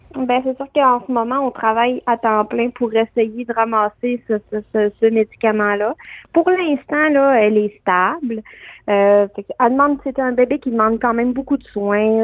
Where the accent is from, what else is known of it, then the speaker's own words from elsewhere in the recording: Canada; qu'on est Canadien avant tout aussi